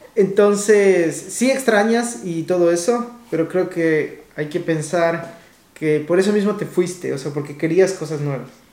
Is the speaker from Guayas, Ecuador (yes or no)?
no; Quito, Pichincha, Ecuador; moved away as an adult; now in Vancouver, Canada; cuando vivía en Quito, en mi país, ciudad